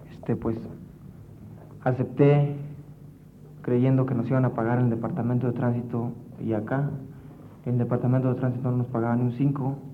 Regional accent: Valle Hermoso, Tamaulipas, Mexico; Vengo yo de Vallehermoso, Tamaulipas, con el fin de estudiar, como ya lo dije, y trabajar a la vez.

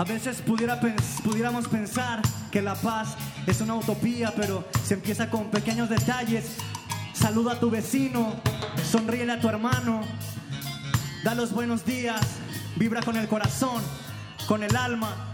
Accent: Mexico; como mexicanos

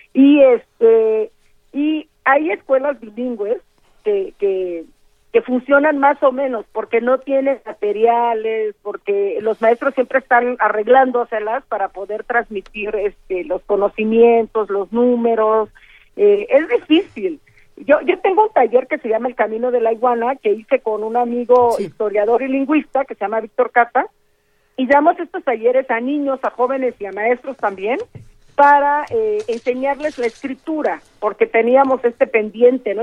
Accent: Juchitán, Oaxaca, Mexico; first language Zapotec; Spanish is a second language

